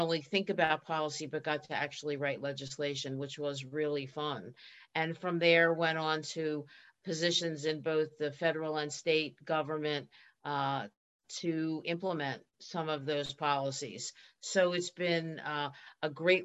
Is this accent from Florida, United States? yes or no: no; Philadelphia, Pennsylvania, United States; accent: Philadelphia; moved away as an adult; also born or lived in Boston; I grew up in Philadelphia. I still have the accent.